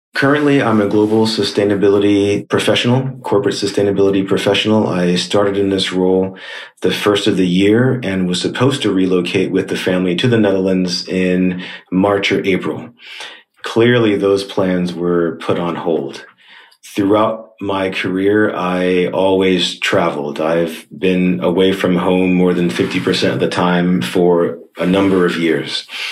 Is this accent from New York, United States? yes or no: yes; New York, United States; moved away as an adult; now in Shanghai, China; I'm speaking from Shanghai, China, but originally from New York in the US